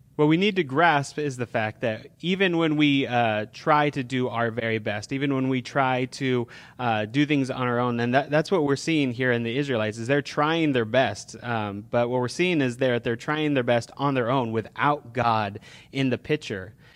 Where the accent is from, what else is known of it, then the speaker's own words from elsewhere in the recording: California, United States; we're from California